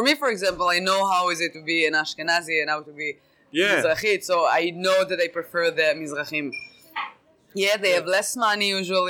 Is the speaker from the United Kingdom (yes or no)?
no; Łódź, Łódź Voivodeship, Poland; We're in Poland. We're from Lodz.